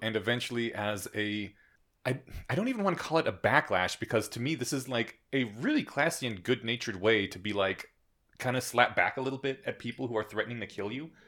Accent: Colorado, United States; I come from Colorado. We don't pronounce our T's here.

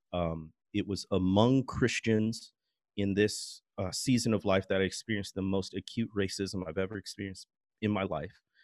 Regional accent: Midwest, United States; I grew up in the Midwest

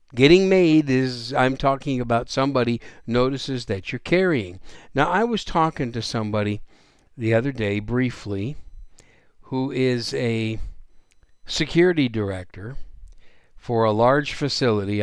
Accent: Wisconsin, United States; also born or lived in New York City, New York; now in San Antonio, United States; I was born in New York City, raised up in Wisconsin. I consider Wisconsin my home state, although I've been in Texas now 28 years

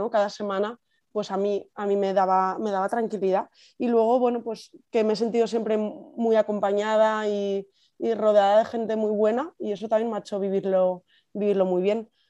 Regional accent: Valencia, Valencian Community, Spain; moved away as an adult; now in San Sebastián, Spain; tengo casi 33 años, soy de Valencia, pero los últimos años de, de mi vida, los últimos 10 años, he vivido en San Sebastián

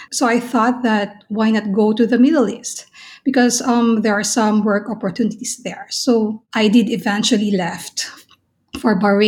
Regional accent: Philippines; Absolutely, I was a fan. Everybody in the Philippines knows ….

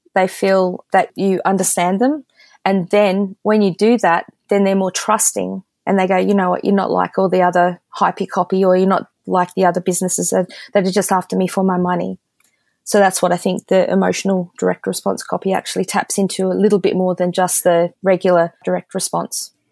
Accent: Australia; being the Aussie that I am

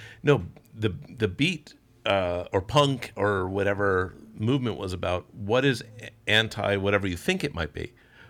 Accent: Milltown, New Jersey, United States; moved away as an adult; also born or lived in Middletown, New Jersey; now in Maine, United States; I grew up in Milltown, right near New Brunswick

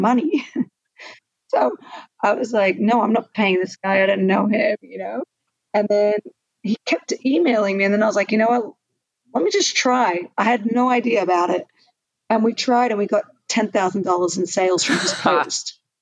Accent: Australia; I'm Australian, so um, I studied in the Australian system

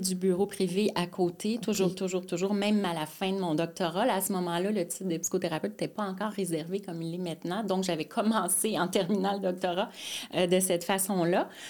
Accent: Mascouche, Quebec, Canada; also born or lived in Montreal; now in Terrebonne, Canada; je suis née à Montréal mais euh, rapidement, vers l'âge de 3 ans, mes parents sont allés euh, sur la rive nord à Mascouche, en fait.

